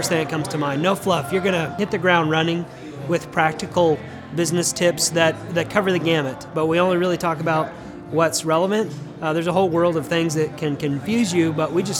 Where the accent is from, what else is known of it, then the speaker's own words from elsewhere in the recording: Denver, Colorado, United States; now in Tulsa, United States; I'm originally from Denver, but I live right here in Tulsa